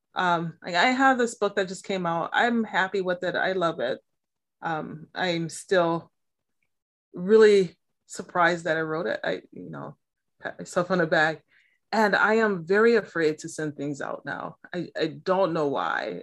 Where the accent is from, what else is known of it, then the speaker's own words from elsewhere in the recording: Milwaukee, Wisconsin, United States; now in Massachusetts, United States; I was born and raised in Milwaukee, Wisconsin